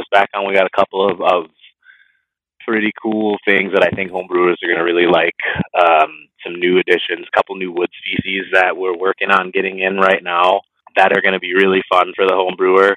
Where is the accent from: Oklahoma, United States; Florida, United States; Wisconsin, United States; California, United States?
Florida, United States; moved away; I grew up in Florida, so I'm very familiar with Cigar City. I grew up about an hour away from that brewery, from the original one